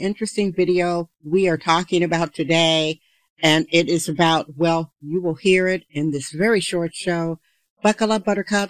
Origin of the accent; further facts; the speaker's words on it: Wisconsin, United States; now in San Francisco, United States; I'm from Wisconsin, living in San Francisco for many decades.